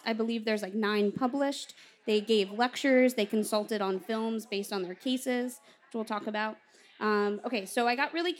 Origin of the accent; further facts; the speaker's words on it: Bridgeport, Connecticut, United States; I was born in Bridgeport, Connecticut?